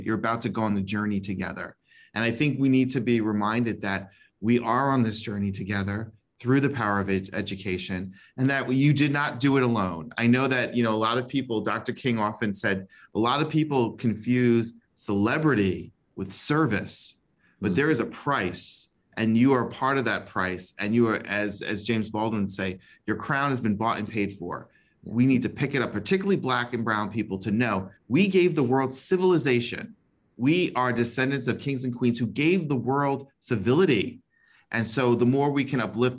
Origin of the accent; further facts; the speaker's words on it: Bahamas; now in Florida, United States; And I came from the Bahamas. I came from very humble beginnings.